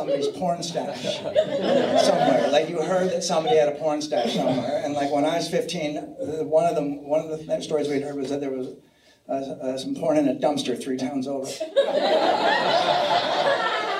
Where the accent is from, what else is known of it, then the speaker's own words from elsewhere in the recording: San Francisco, California, United States; I'm from San Francisco